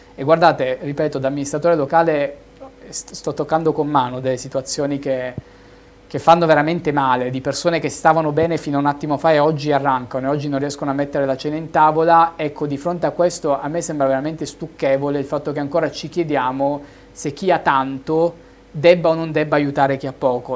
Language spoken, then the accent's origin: Italian; Milan, Lombardy, Italy; also born or lived in Reggio Calabria; Io sono milanese, nato a Reggio Calabria, ma sono milanese